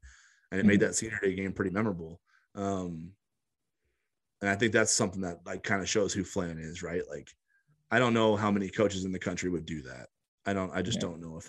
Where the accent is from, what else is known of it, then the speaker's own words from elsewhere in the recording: La Vista, Nebraska, United States; I'm from Omaha, but I'm actually from like a suburb of Omaha essentially. So I'm from La Vista